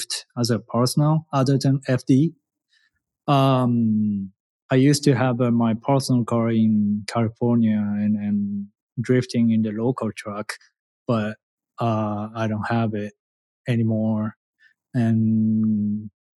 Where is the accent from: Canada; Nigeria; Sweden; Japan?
Japan; English is a second language; moved away as an adult; now in United States; I am a challenger from Japan